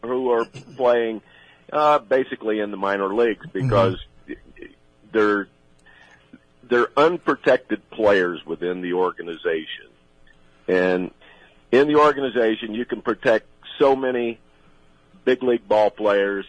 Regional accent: Sarasota, Florida, United States; also born or lived in Brooksville, Florida; I was born in Brooksville. We moved to Sarasota when I was 2 years old

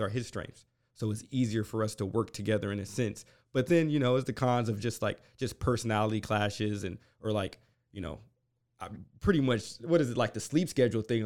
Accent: Westerville, Ohio, United States; moved away as an adult; now in College Station, United States; I'm from Ohio originally, uh, grew up in Columbus, Ohio. um, in Westerville, a s, small suburb in Columbus

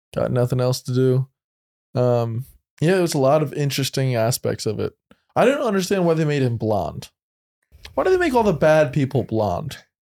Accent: New Jersey, United States; now in Austin, United States; I'm from New Jersey

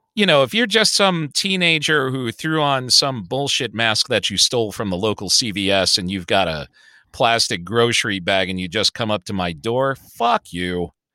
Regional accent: Chicago, Illinois, United States; I grew up in Hyde Park

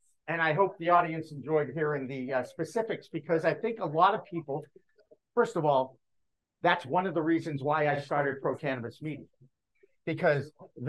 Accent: Newton, Massachusetts, United States; My hometown

